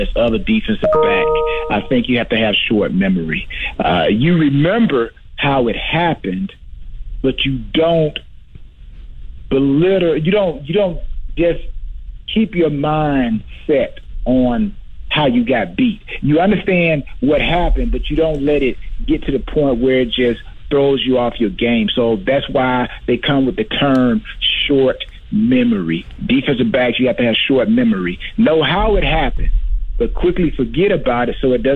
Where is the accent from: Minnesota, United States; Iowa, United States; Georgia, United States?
Georgia, United States; I'm from Georgia